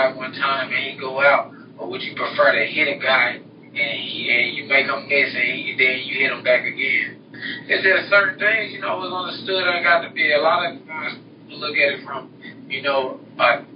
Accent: Memphis, Tennessee, United States; I'm from Memphis, Tennessee, name of Orange Mound.

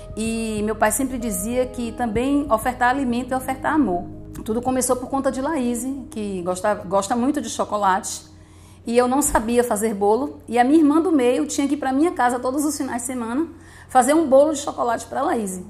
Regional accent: Camacã, Bahia, Brazil; Eu nasci em São João do Panelinha, município de Camacã. Morei lá dos 7 aos 12

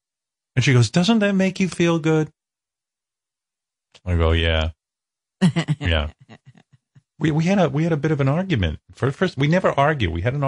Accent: United States; I'm American

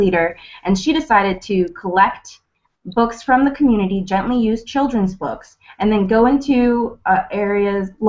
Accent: Livonia, Michigan, United States; I'm from Livonia, Michigan

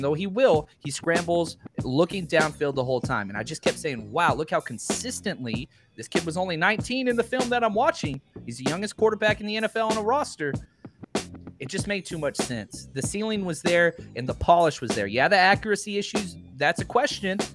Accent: Dallas, Texas, United States; I was born and raised in Dallas

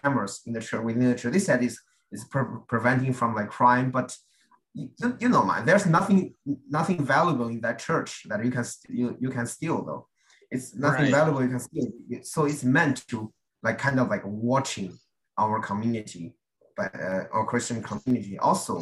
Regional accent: China; now in United States; I have to go to church in China, in my hometown

